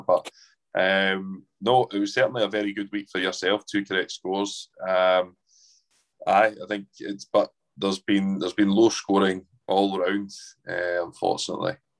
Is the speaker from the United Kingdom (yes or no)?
yes; Edinburgh, Scotland, United Kingdom; growing up in Edinburgh